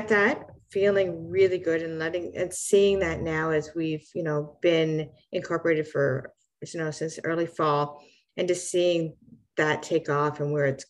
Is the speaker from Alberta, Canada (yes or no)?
no; Fredericton, New Brunswick, Canada; we are from Fredericton